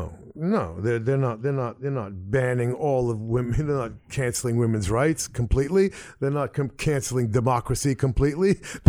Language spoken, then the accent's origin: English; United States; especially as an American.